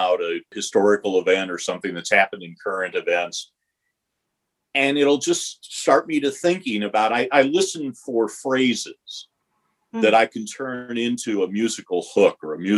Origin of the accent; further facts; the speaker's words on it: Detroit, Michigan, United States; moved away; also born or lived in West Coast; I grew up in Detroit